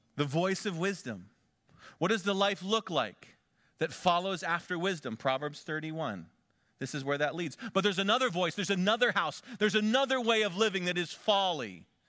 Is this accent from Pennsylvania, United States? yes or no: yes; Conneautville, Pennsylvania, United States; moved away as an adult; also born or lived in Big Sandy, Texas; my hometown of Conneauttville, Pennsylvania